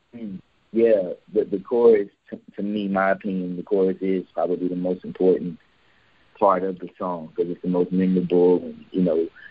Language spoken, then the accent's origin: English; Houston, Texas, United States; now in Atlanta, United States; I'm from Houston, Texas